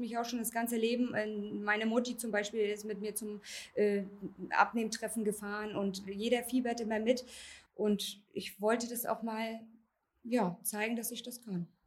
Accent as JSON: {"language": "German", "town": "Wolgast", "region": "Mecklenburg-Vorpommern", "country": "Germany", "said": "ich bin 34 Jahre alt, ich komme aus Wolgast."}